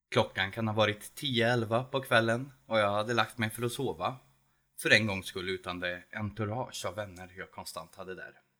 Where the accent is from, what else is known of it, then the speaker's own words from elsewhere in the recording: Edsvalla, Värmland, Sweden; also born or lived in Södertälje; now in Edsvalla, Sweden; Värmland, ja. Det är där jag kommer ifrån och där jag bor. Det kunde ni kanske inte ana på min röst, men eh, det kan bero på att några år bodde jag i Södertälje